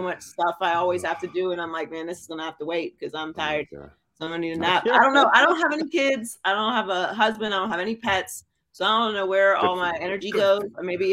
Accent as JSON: {"language": "English", "town": "Pittsburgh", "region": "Pennsylvania", "country": "United States", "tie": "born or raised there", "moved": "as an adult", "said": "I was born and raised in Pittsburgh. I lived in Pittsburgh until I was 18."}